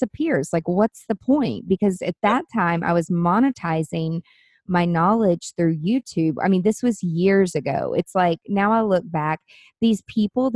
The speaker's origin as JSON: {"language": "English", "town": "Nashville", "region": "Tennessee", "country": "United States", "tie": "born or raised there", "said": "my hometown growing in Nashville"}